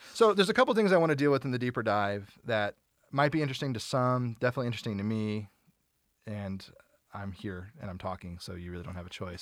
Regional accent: United States; we're American

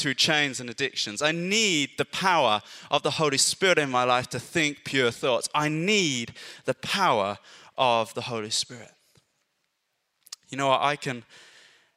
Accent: Ireland; now in Bury St Edmunds, United Kingdom; I grew up in Ireland. It was quite rural.

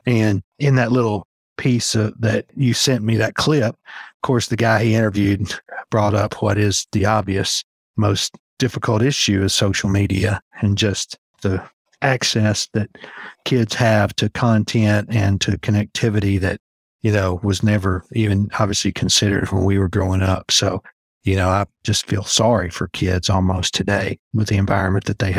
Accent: Alaska, United States; born there; But, you know, I was born in Alaska. My dad was in the Army at the time

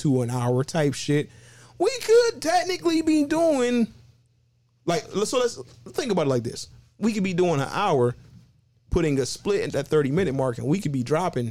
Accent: Cleveland, Ohio, United States; I'm from Cleveland

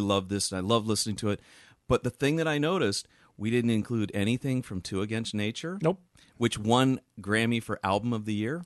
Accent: Virginia, United States; growing up in Virginia

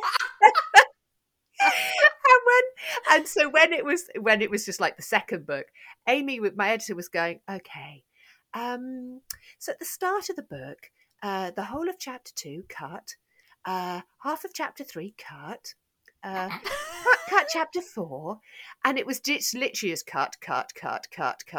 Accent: United Kingdom; I'm so British

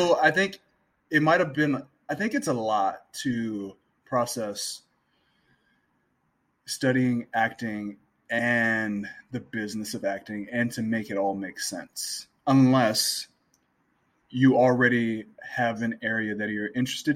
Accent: Gary, Indiana, United States; I grew up I'm from Northwest Indiana. I'm from Gary

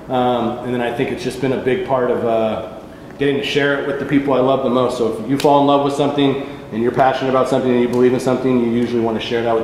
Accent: Davis, California, United States; I grew up in Davis, California.

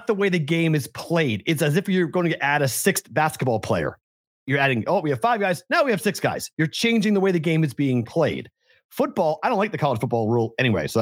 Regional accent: Boston, Massachusetts, United States; I'm from Boston.

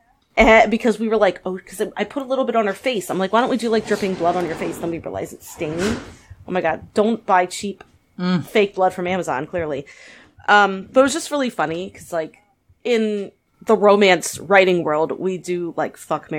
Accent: United States; I'm very American.

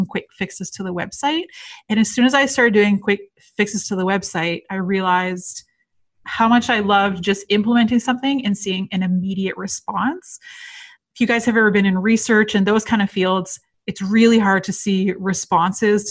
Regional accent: just outside Toronto, Ontario, Canada; I'm from Toronto, Canada. So I grew up just outside the city, but I live downtown Toronto now.

